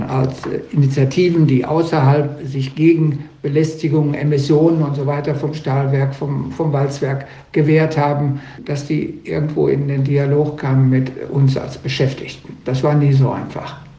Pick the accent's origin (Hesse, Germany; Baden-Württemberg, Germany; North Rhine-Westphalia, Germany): North Rhine-Westphalia, Germany; Sauerland; also born or lived in Dortmund; now in Duisburg, Germany; Ich bin eigentlich nicht aus dem Ruhrgebiet, ich bin aus dem Sauerland.